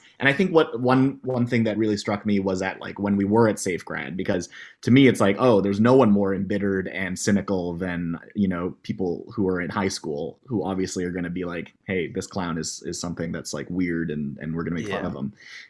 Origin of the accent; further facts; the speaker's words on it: Halifax, Nova Scotia, Canada; also born or lived in Toronto; I think we were from Halifax. We came from Toronto before